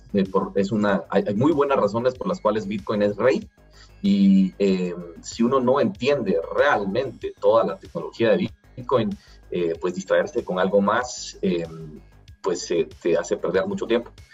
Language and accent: Spanish; Guatemala; yo soy emprendedor guatemalteco, millennial